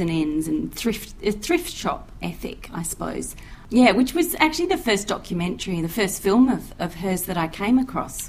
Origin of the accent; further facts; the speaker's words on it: Australia; I'm speaking as an Australian